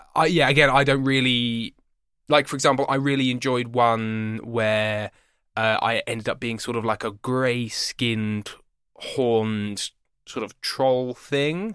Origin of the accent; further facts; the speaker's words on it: England, United Kingdom; I'm English